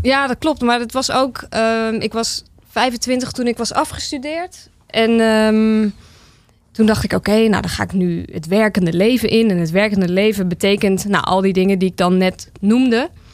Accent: Almere, Flevoland, Netherlands; also born or lived in Amsterdam; now in Zaandam, Netherlands; Ik ben opgegroeid in Almere

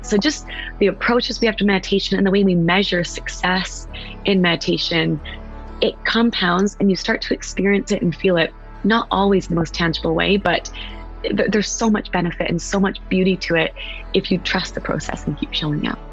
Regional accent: West Coast, United States; now in East Coast, United States; I'm from the West Coast. I live on the East Coast.

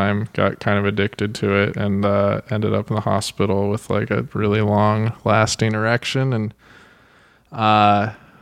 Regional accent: Grass Valley, California, United States; also born or lived in Oakland, California; now in Los Angeles, United States; I was born in Oakland, but grew up in like Grass Valley.

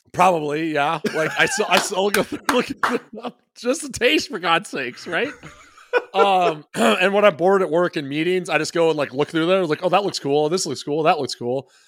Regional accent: Midwest, United States; I'm such a Midwesterner

